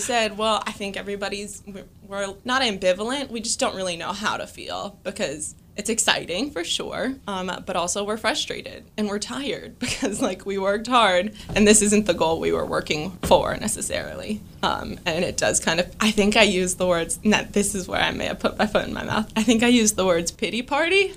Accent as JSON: {"language": "English", "region": "California", "country": "United States", "tie": "born or raised there", "said": "I grew up in California and I played, uh, college softball in California"}